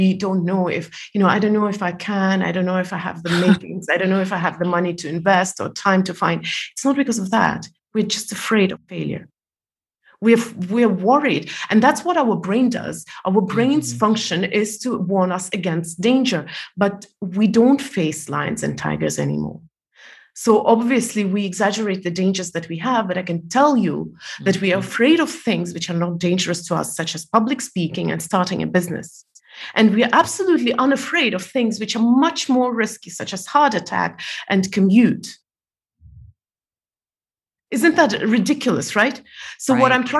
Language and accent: English; Estonia; moved away as an adult; also born or lived in Malaysia; I was born in Soviet Union and I was 14 when it collapsed